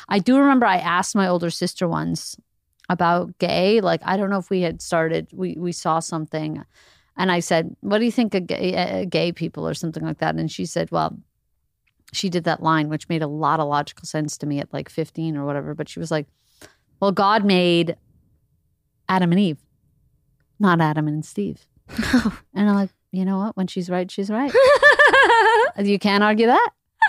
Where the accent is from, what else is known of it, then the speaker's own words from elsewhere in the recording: Montreal, Quebec, Canada; By the time we got to Montreal, we were conservative.